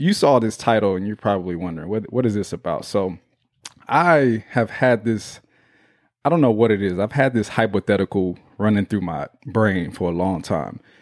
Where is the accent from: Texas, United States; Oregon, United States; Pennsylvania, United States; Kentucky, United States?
Texas, United States; Houston; that's my hometown